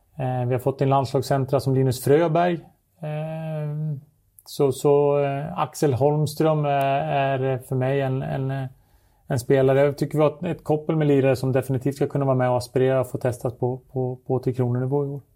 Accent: Surahammar, Västmanland, Sweden; när jag spelade hemma i Surahammar

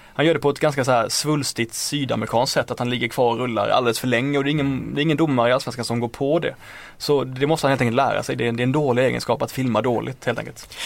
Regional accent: Blekinge, Sweden; Jag kom från Blekinge

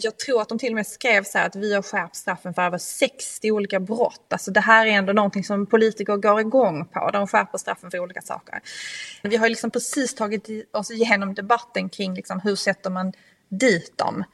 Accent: Skåne, Sweden; moved away; från min hembygd från Österlen

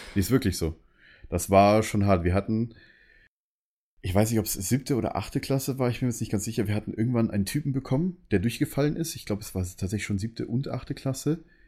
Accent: Munich, Bavaria, Germany; als Münchner ist man dann halt, sage ich mal, ein bisschen anders

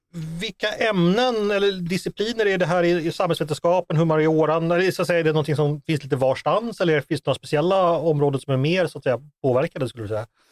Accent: Sweden; som svensk

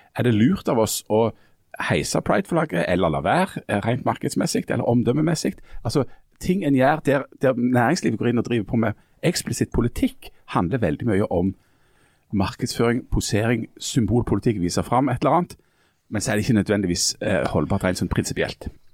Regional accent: Bryne, Rogaland, Norway; søsteren min hadde lenge en, en håndskreven lapp hjemme på Bryne på, på badedøra si

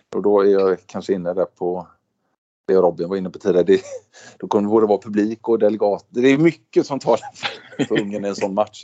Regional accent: Sweden; now in Stavanger, Norway; vi är svenskar

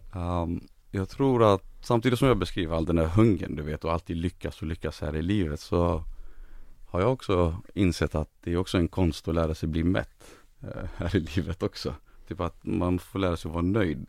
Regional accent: Gothenburg, Västra Götaland, Sweden; also born or lived in refugee camp on the Iraq–Saudi Arabia border; växte jag upp i Angered

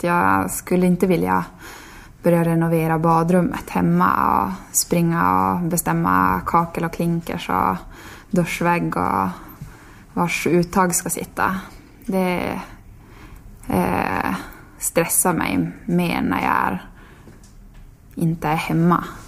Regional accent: Tärendö, Norrbotten County, Sweden; born or raised there; now in Sundsvall, Sweden

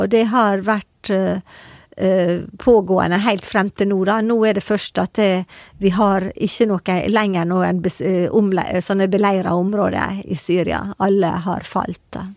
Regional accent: Sunnmøre, Møre og Romsdal, Norway; jeg kommer fra Sunnmøre

